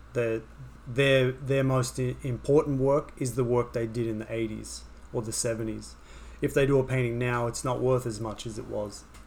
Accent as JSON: {"language": "English", "town": "Sydney", "region": "New South Wales", "country": "Australia", "tie": "born or raised there", "also_born_or_lived": "Wagga Wagga, Australia", "moved": "as an adult", "lives_now": "New York, United States", "said": "when I was growing up in Sydney"}